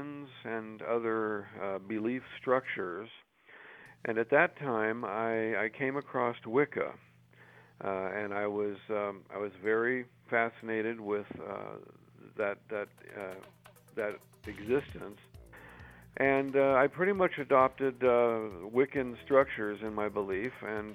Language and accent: English; California, United States; I was born and raised in California